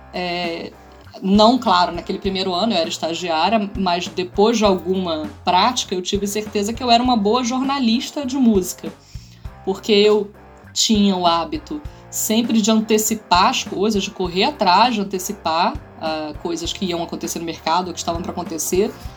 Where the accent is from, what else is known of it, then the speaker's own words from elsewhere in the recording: Niterói, Rio de Janeiro, Brazil; Niterói, onde a gente morava, onde eu fui criada.